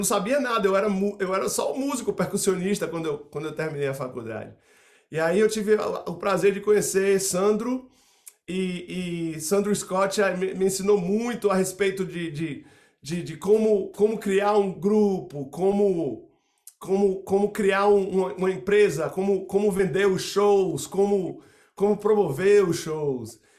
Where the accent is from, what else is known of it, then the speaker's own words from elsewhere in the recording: Salvador, Bahia, Brazil; Eu sou de, eu sou de Salvador, a cidade de São